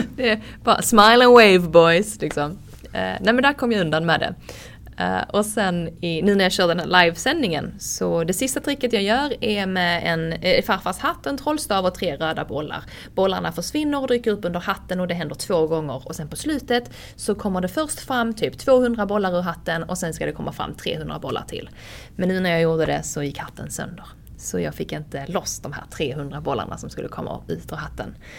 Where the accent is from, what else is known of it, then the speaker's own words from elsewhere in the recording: Höganäs, Skåne, Sweden; accent: Scanian; now in Stockholm, Sweden; jag kommer från Höganäs liksom. Jag hade knappt sett en limo innan jag flyttade till Stockholm